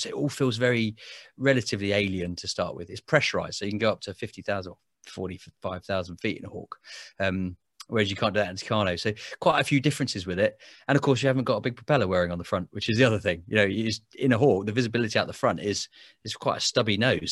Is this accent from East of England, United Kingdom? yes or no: no; Biggin Hill, London, United Kingdom; I grew up in Biggin Hill in Kent